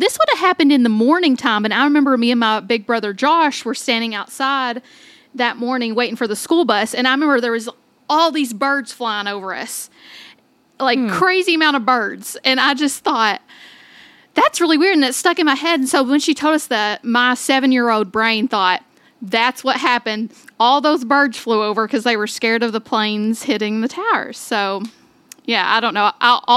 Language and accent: English; Somerset, Kentucky, United States; now in Owensboro, United States; I grew up in Somerset, Kentucky, which is on, it's kind of in the hills, eastern Kentucky